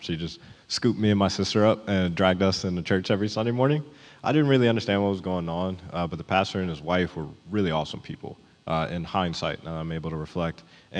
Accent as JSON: {"language": "English", "region": "Virginia", "country": "United States", "tie": "born or raised there", "said": "growing up in Virginia"}